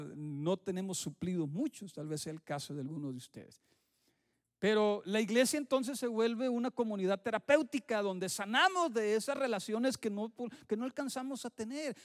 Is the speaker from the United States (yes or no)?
no; Mexico; moved away; en mi tierra sí sucede